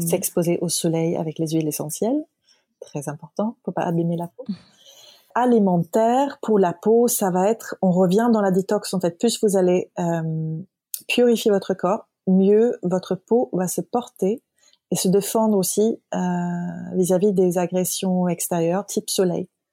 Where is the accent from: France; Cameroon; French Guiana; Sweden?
Sweden; Stockholm, Stockholm County; moved away; Stockholm, ma ville natale